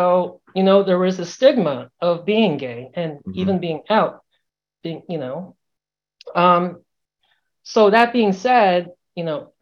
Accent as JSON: {"language": "English", "region": "Southern California", "country": "United States", "tie": "born or raised there", "moved": "yes", "lives_now": "Georgia, United States", "said": "I was born and raised in Southern California in the suburbs"}